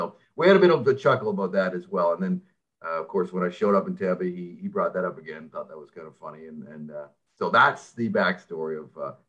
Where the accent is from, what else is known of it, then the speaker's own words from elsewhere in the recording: Vancouver, British Columbia, Canada; moved away as an adult; now in Toronto, Canada; I was born in Toronto, raised in Vancouver. My life's kind of been split down the middle.